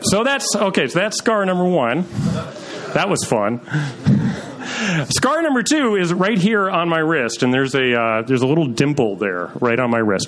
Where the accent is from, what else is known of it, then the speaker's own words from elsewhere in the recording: Troy, New York, United States; I was growing up in Troy, New York